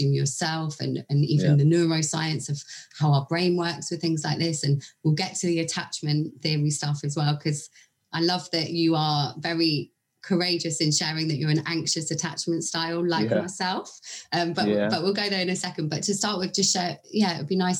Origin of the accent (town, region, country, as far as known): England, United Kingdom; accent: English